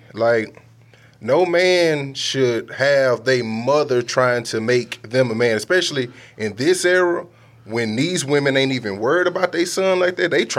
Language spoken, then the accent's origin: English; Louisiana, United States; I'm from Louisiana.